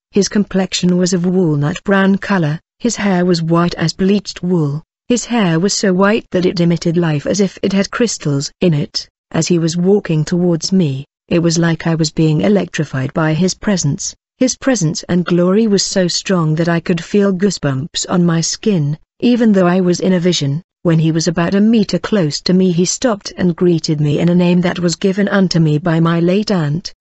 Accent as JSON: {"language": "English", "region": "KwaZulu-Natal", "country": "South Africa", "said": "I'm from South Africa, in the province of KwaZulu-Natal."}